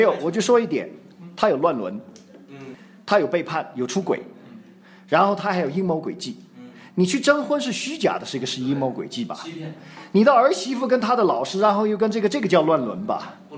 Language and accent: Chinese; China; 我们都是中国人